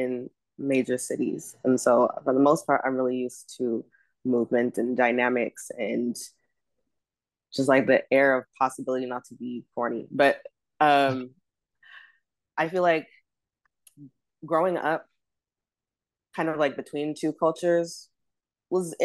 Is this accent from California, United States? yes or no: yes; Los Angeles, California, United States; also born or lived in Ghana (ancestry); now in New York City, United States; when people ask me where I'm from, I think the first thing that comes to mind is the great city of Los Angeles, California